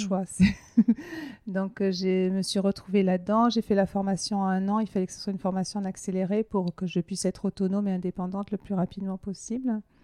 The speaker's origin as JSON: {"language": "French", "area": "Hautes-Pyrénées", "region": "Occitania", "country": "France", "tie": "born or raised there", "moved": "yes", "said": "je suis originaire là-bas, mais c'est pas là-bas que j'ai vécu le plus longtemps de ma vie, mais c'est un peu mon, enfin, mon enfance, je l'ai passée dans, cette région-là. En fait, je suis née dans les Hautes-Pyrénées"}